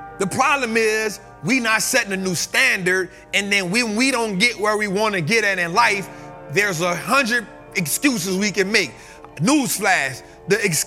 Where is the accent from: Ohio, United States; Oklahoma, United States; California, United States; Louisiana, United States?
Louisiana, United States; New Orleans; moved away; I'm from New Orleans